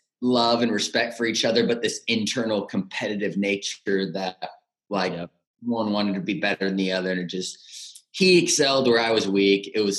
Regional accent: Rocklin, California, United States; born and raised in Rockland, California, suburb outside of Sacramento.

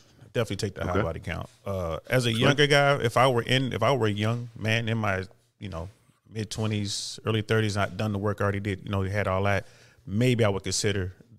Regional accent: Cincinnati, Ohio, United States; now in Tampa, United States; I'm down here with Brother Moff. I'm down here in Tampa, and I grew up in Cincinnati.

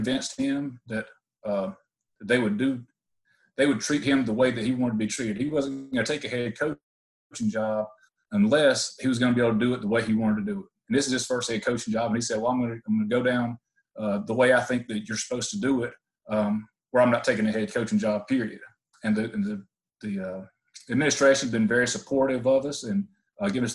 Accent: Elbert County, Georgia, United States; moved away as an adult; also born or lived in St. Paul, Minnesota; I'm from Elbert County, Georgia. I've always lived in the state of Georgia

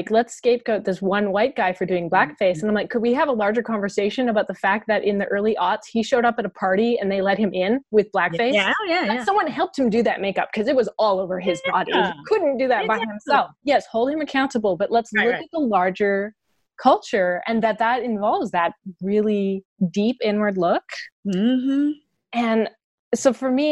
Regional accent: Canada; as a Canadian

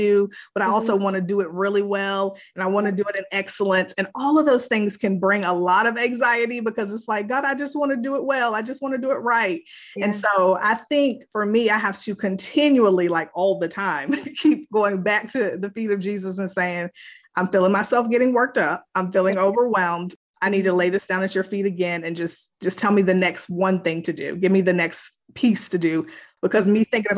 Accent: Virginia, United States; moved away as an adult; now in North Carolina, United States; I am originally from Virginia, but I've been living in North Carolina for about 18, 19 years now. Came here to go to college

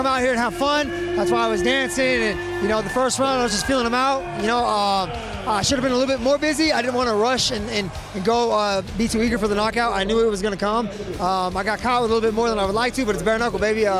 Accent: Barstow, California, United States; also born or lived in Long Beach; I'm actually from Barstow. Barstow stand up, and we are called the high desert for a reason

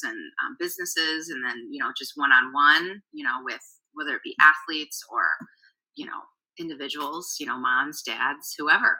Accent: Chicago, Illinois, United States; accent: Chicago; I have a total Chicago accent, so I don't hear my accent

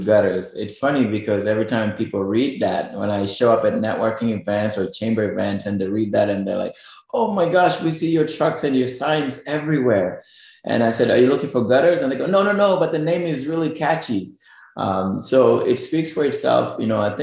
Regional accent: Kenya; moved away as an adult; also born or lived in New York, United States; now in Lehigh Valley, United States; you might be able to tell from my accent and my last name, I'm actually originally from Kenya, which is East Africa. And that's where I grew up all my life in the village.

